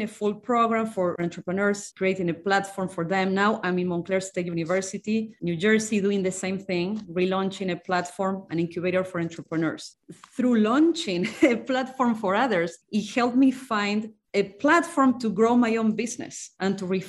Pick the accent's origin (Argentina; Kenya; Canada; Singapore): Argentina; moved away as an adult; now in United States; I'm from Argentina, came to the US 20 years ago. I'm from a very small town in Argentina